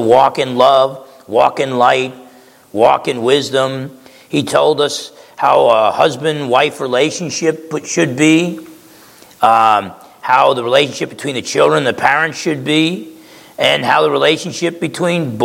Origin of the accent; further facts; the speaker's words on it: New Jersey, United States; I grew up in New Jersey